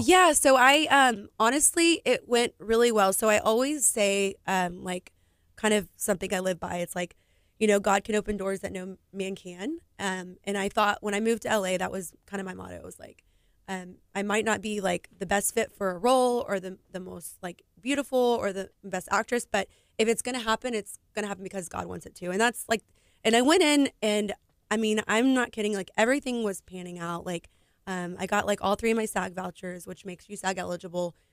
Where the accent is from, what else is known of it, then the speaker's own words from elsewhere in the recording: Houston, Texas, United States; also born or lived in Katy, Texas; I'm from Houston, Texas